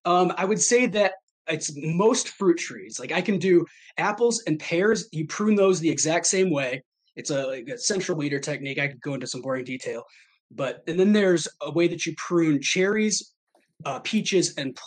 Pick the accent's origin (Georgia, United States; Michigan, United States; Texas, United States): Michigan, United States; Armada; also born or lived in Traverse City, Michigan / Tampa, Florida / Maine; I grew up in Armada, this little small town that I'm from.